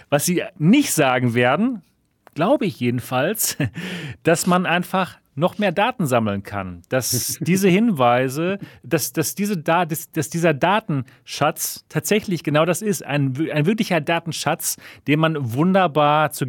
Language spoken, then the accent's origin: German; Germany; bei uns in Deutschland